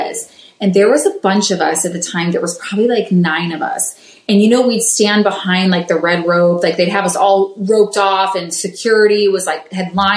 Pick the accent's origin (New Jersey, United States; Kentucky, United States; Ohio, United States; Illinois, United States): Ohio, United States; Cleveland; I come from Cleveland